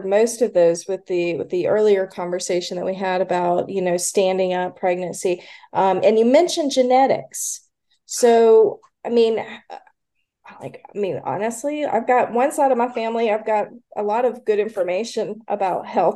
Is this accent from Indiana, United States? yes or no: no; Kernersville, North Carolina, United States; I grew up in Kernersville